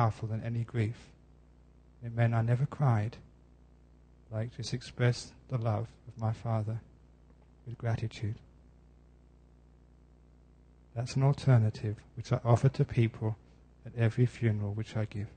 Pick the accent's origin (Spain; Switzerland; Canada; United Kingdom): United Kingdom; London; Growing up in West London, I had enormous opportunities to go and hear great